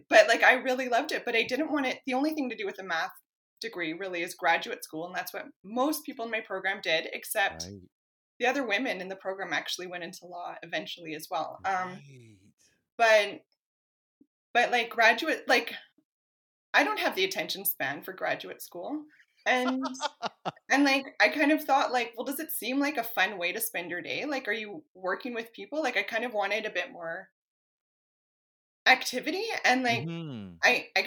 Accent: Edmonton, Alberta, Canada; moved away as an adult; also born or lived in Vancouver Island; I had done my undergrad at U of A and I'm from Edmonton

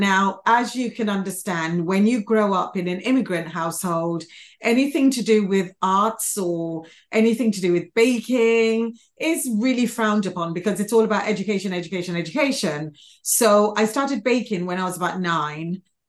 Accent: London, United Kingdom; born there; also born or lived in Nigeria; I was born in London, and then I got taken back to their home country, Nigeria, for a little bit. And then I came back to the UK again.

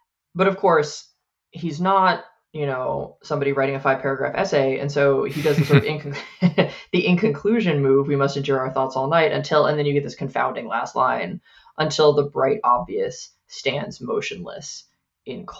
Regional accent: United States; moved away as an adult; now in Canada; I'm an American living in Canada

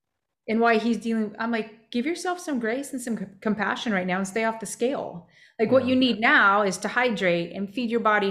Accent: New Mexico, United States; growing up in New Mexico

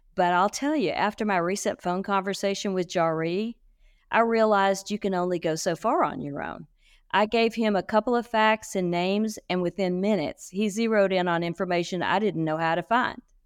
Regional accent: Shreveport and New Orleans, Louisiana, United States; moved away; also born or lived in Texas; I grew up straddling Shreveport in New Orleans

